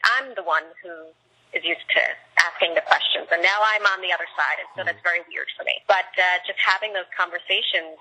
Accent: New York City, New York, United States; I grew up on Baychester Avenue in a row house.

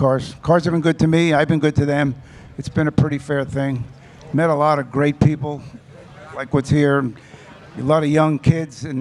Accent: New Jersey, United States; I'm from Jersey

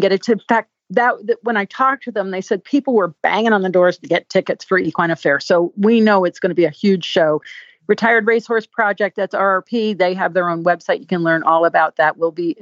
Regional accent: Connecticut, United States; moved away; I'm from Connecticut. I'm a New Englander.

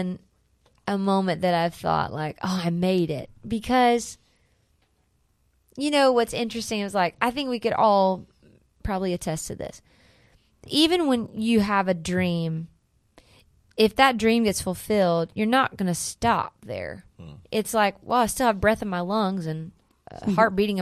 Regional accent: Wilson, North Carolina, United States; also born or lived in Chicago, Illinois; now in Nashville, United States; I'm from North Carolina.

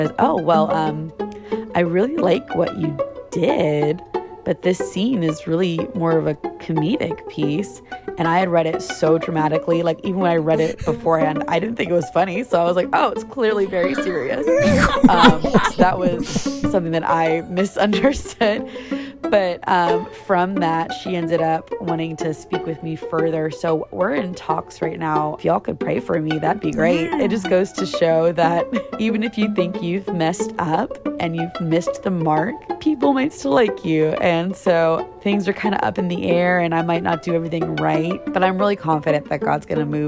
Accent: Orlando, Florida, United States; now in Atlanta, United States; I just moved from my hometown, Orlando, Florida, to Atlanta, Georgia, in the hopes of pursuing a successful acting career for television and film.

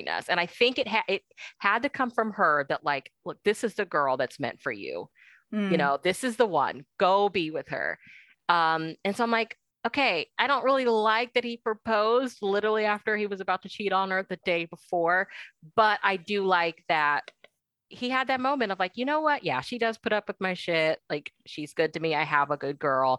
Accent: Midwest, United States; I'm from the Midwest

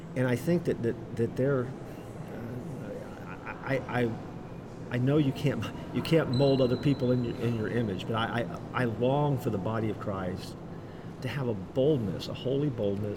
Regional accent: Orlando, Florida, United States; I grew up in Orlando

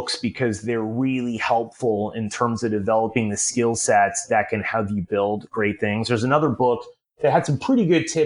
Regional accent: Chicago, Illinois, United States; I grew up in Chicago

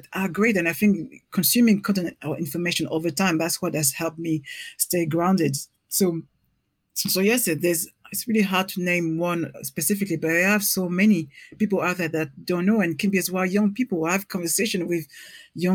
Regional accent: Paris, Île-de-France, France; English is a second language; moved away as an adult; now in London, United Kingdom; I'm from Paris

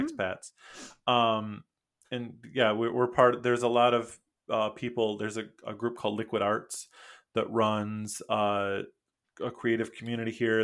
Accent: Michigan, United States; first language English; moved away as an adult; also born or lived in Mexico / Costa Rica; now in Busan, South Korea; I'm from Michigan. Uh, I went to the college for creative studies in Detroit.

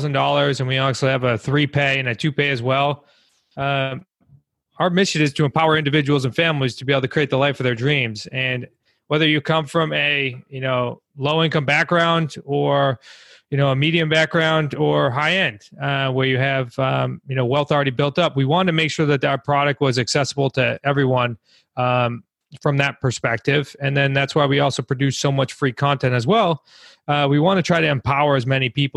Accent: Massachusetts, United States; We're from New England. I'm originally from Mass, along with my family as well.

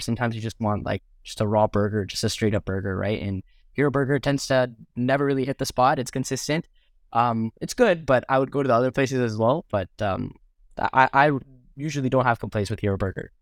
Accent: Mississauga, Ontario, Canada; I'm born and raised in Mississauga, which is the sub, the first suburb outside of Toronto.

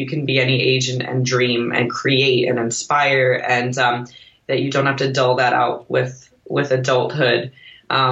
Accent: Florida, United States; moved away; I was born in Florida, so I moved back to Florida

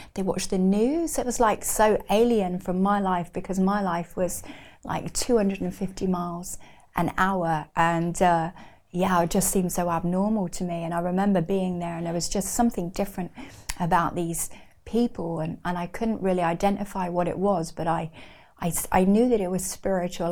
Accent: Newbury, South East England, United Kingdom; also born or lived in Reading; grew up in Berkshire in a little town called Newbury

